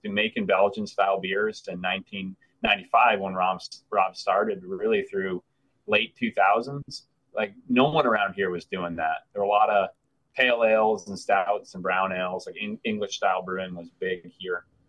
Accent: Vermont, United States; moved away as an adult; also born or lived in Missoula, Montana; now in Maine, United States; I'm from Vermont.

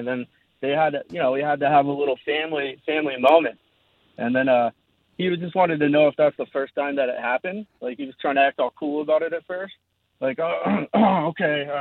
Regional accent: Georgia, United States; I'm from Georgia, but I'm not going to say what city

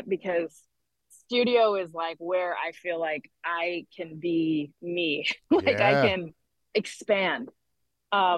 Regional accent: Southern California, United States; I'm from Southern California

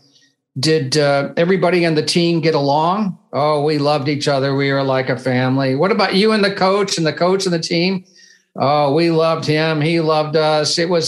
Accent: Indiana, United States; growing up in Indiana

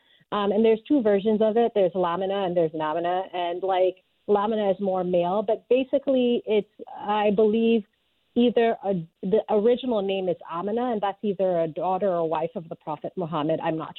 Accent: Atlanta, Georgia, United States; also born or lived in Sierra Leone; Sierra Leone, where I'm from, is deeply patriarchal. But what country isn't, honestly? Because, like, I grew up in Georgia, in Atlanta, and that was also a different type of patriarchy, you know?

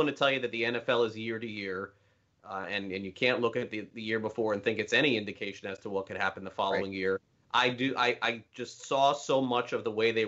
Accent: Homestead, Florida, United States; my hometown, in the back of my backyard here at Homestead Miami Speedway

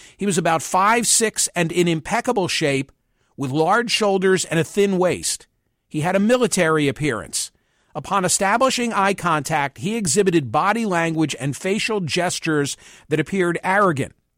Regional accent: Pennsylvania, United States; the county in which I was born and raised is commutable distance to Manhattan

